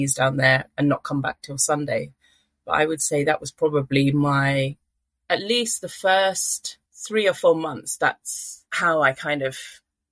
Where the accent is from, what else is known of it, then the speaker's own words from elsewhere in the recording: London, United Kingdom; moved away as an adult; also born or lived in Manchester / Ishikawa Prefecture, Japan; I'm from London. Always lived in cities, went to university in Manchester.